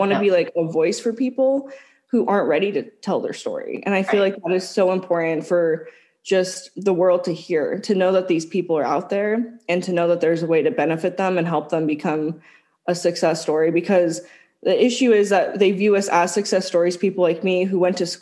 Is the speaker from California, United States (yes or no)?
yes; California, United States; we are from California.